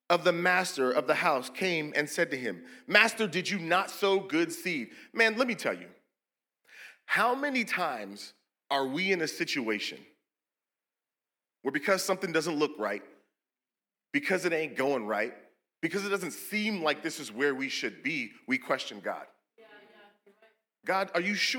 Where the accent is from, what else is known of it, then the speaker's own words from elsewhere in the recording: Seattle, Washington, United States; We're from Seattle